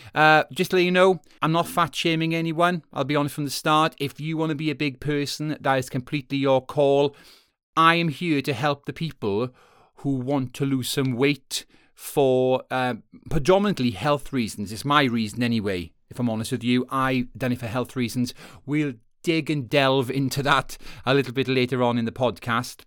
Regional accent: Wales, United Kingdom; moved away; I'm from Wales originally.

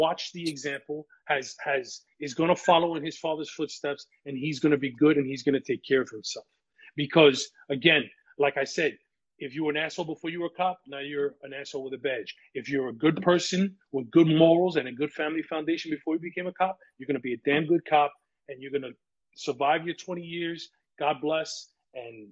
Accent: New York City, New York, United States; now in Orange County, New York, United States; I was born and raised in the Bronx

